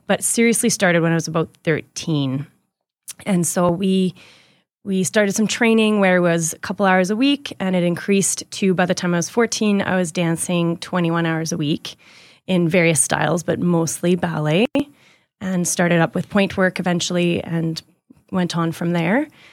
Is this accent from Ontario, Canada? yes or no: no; Edmonton, Alberta, Canada; I was born here in Edmonton.